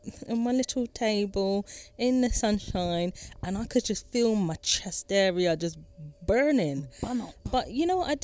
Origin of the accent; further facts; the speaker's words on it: United Kingdom; moved away as an adult; now in France; Because I'm British. What I'm a British person.